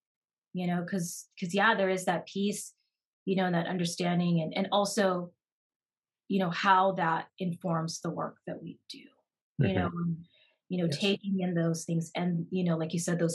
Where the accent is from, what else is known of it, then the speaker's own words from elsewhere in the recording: United States; I'm Japanese American